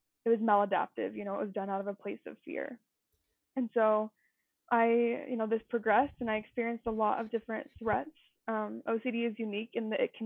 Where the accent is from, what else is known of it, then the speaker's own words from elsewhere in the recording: Utah, United States; So I grew up here in Utah and I've lived here forever